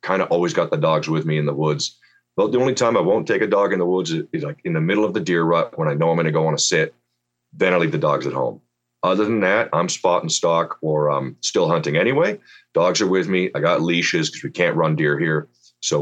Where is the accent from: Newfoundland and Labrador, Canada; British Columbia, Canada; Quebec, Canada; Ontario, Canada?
British Columbia, Canada; outside of Vancouver; moved away as an adult; now in Kelowna, Canada; I grew up outside of Vancouver, British Columbia, and I had a dog and no hunting